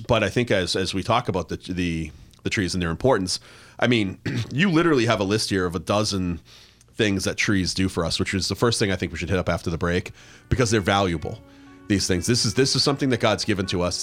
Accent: Plymouth, Massachusetts, United States; moved away; I grew up in the Northeast, right? So I grew up in Plymouth, Massachusetts

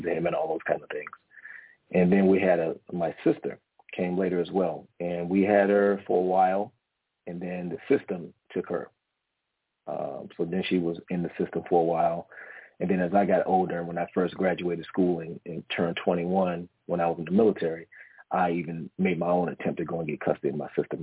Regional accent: Washington, District of Columbia, United States; also born or lived in Philippines; now in San Diego, United States; I'm originally from Washington, D.C., okay? I'm an East Coast native, but currently live in San Diego right now. But I was raised with my grandmother, my grandfather. All humble in the county of the city of Washington, D.C.

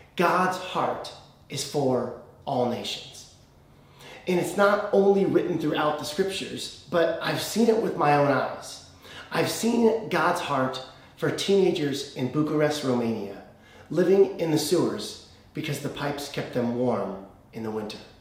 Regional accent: United States; as an American

